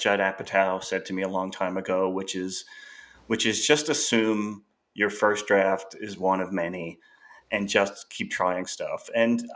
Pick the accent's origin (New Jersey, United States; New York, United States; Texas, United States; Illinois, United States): New York, United States; Long Island; I grew up on Long Island